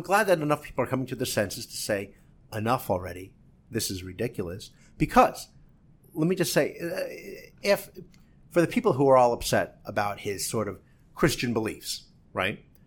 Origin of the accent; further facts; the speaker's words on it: New Jersey, United States; I'm from New Jersey